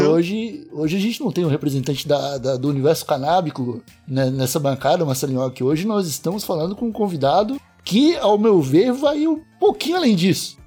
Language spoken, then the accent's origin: Portuguese; South Region, Brazil; nós somos sulistas